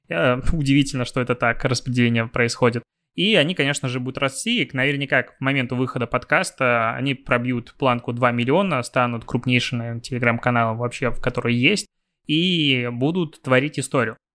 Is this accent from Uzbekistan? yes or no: no; Belarus; я, наверное, как белорус, я даже не знаю, вот значит ли это, что я могу начинать сейчас, данную секунду, тему про телеграм?